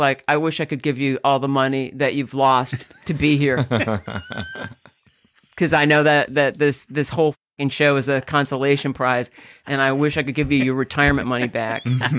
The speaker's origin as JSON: {"language": "English", "town": "Jamestown", "region": "New York", "country": "United States", "tie": "born or raised there", "said": "Jamestown, but I'm closest to. I was pretty close to the Peace Bridge. We're pretty close to the Canadian border."}